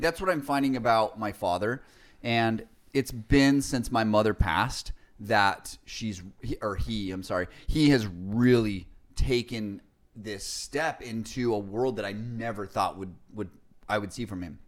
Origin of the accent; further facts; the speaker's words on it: Salt Lake City, Utah, United States; now in California, United States; I remember growing up in Salt Lake City